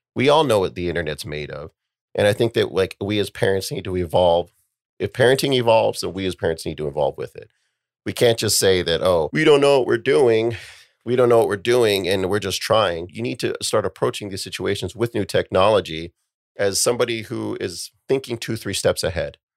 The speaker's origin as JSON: {"language": "English", "country": "United States", "said": "We as an American society"}